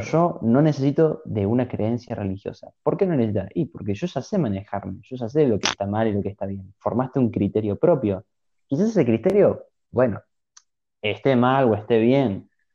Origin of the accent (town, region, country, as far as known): Argentina